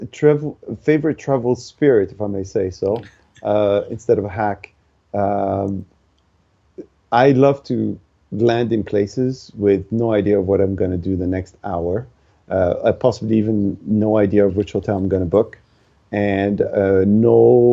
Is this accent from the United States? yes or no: no; Tunisia; moved away; when I was growing up in Tunisia